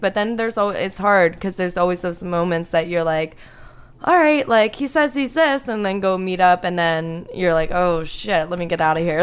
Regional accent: South Florida, United States; moved away as an adult; also born or lived in Pittsburgh, Pennsylvania / Connecticut; now in Los Angeles, United States; I was born in Pittsburgh, but then I lived in Connecticut for nine years, and then South Florida for the rest of my life.

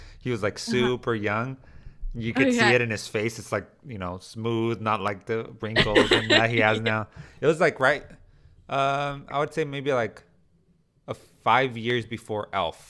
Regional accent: Imperial Valley, California, United States; accent: Mexican; the Imperial Valley, which is my hometown.

